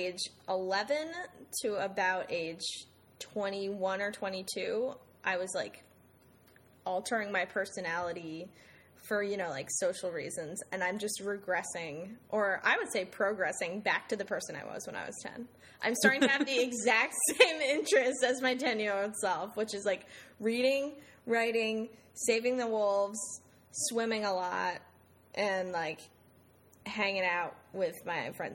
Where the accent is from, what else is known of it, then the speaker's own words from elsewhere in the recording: Summit, New Jersey, United States; moved away as an adult; also born or lived in Saratoga Springs, New York / Ghana / Beijing, China / New York; now in Hartford, United States; I'm from Summit, New Jersey.